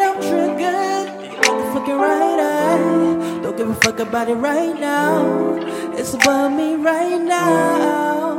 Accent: New York, United States; I'm from New York

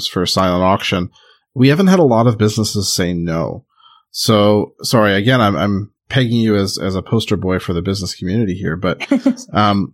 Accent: Prince Edward Island, Canada; moved away; I grew up on PEI

